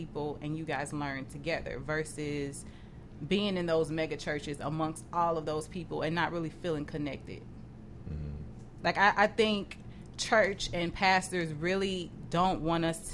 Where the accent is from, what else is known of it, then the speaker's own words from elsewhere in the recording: the South, United States; I'm from the South, so we have smaller churches